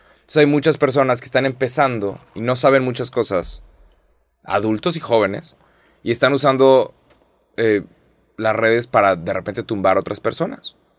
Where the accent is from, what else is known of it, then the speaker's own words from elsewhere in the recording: Mexico; soy mexicano